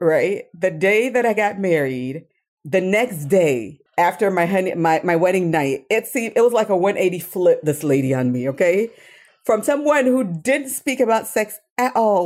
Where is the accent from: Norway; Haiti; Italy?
Haiti; I'm from Haiti